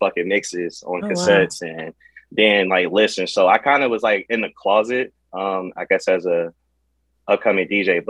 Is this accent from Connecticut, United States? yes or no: no; Cleveland, Ohio, United States; I'm from Cleveland, Ohio, you know, the capital of Ohio.